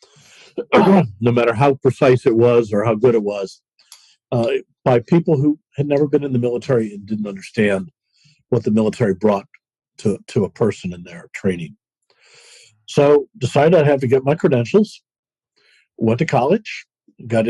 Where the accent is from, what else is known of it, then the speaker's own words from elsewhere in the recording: Davenport, Iowa, United States; I'm a Midwestern boy. I grew up in Iowa, Davenport, Iowa